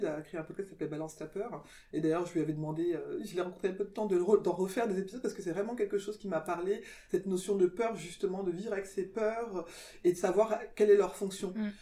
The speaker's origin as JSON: {"language": "French", "country": "France", "tie": "born or raised there", "said": "je suis née en France moi je me suis toujours sentie française"}